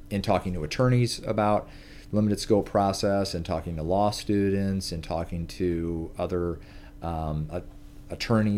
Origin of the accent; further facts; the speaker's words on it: Omaha, Nebraska, United States; I am from Omaha, Nebraska, and Omaha native